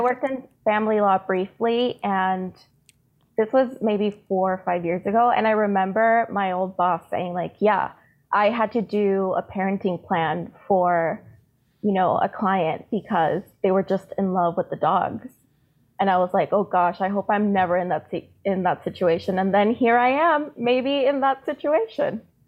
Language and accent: English; San Diego, California, United States; also born or lived in Tijuana; I was born in San Diego, but my family is all in Tijuana. So I've always been back and forth across the border.